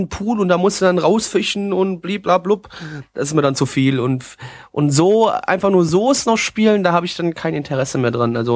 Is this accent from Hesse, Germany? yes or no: yes; Dieburg, Hesse, Germany; bei uns da ist so in Südhätten so eine kleine Fasnachtshochburg bei uns im Odenwald, beziehungsweise Ausläufer des Odenwalds in Dieburg. Und äh, da ist so, äh, wenn du klein bist, ist Kinderfasnacht ist geil